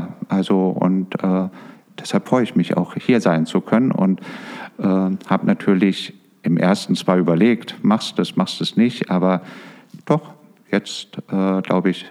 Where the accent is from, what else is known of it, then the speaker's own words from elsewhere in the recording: East Germany, Germany; also born or lived in Berlin; somit auch in der DDR groß geworden.